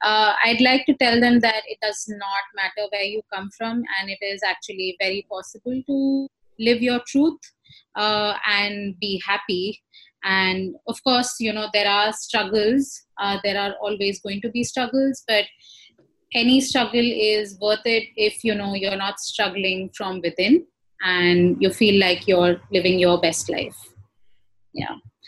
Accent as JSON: {"language": "English", "country": "India", "lives_now": "Ghana", "said": "I am a queer brown woman. My preferred pronouns are she and her. And I'm originally from India, but I currently live and work in Ghana."}